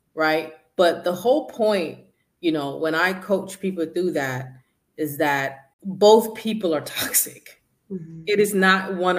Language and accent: English; Jamaica; I'm from Jamaica and we are very respectful